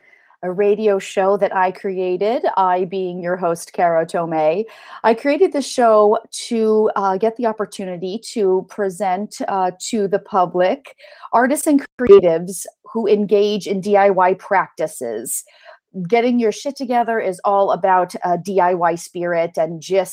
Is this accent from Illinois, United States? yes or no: no; California, United States; I grew up in California